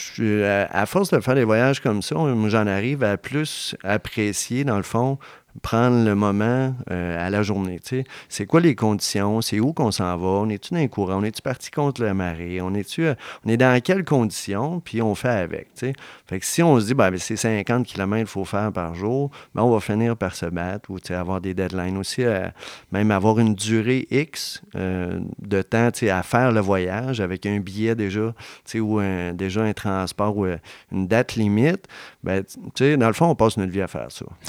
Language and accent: French; Charlevoix, Quebec, Canada; une entreprise de transport de chez nous, de Charlevoix